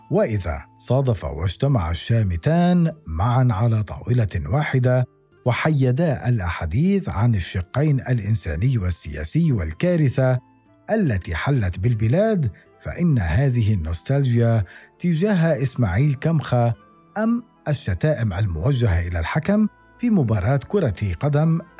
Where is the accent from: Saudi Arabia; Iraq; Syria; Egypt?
Syria; اذا ربما لدينا كسوريين من اجيال معينه نوستالجيا موحده